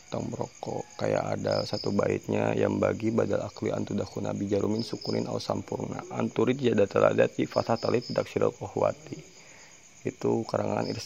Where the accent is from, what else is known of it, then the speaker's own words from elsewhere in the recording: Bandung, West Java, Indonesia; Saya asli dari Bandung yang mondok di Banyuwangi gitu.